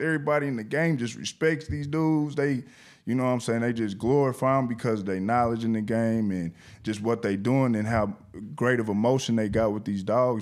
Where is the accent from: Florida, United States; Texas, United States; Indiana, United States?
Indiana, United States; Indianapolis; from Nap Town to Your Town, I came all the way down here by myself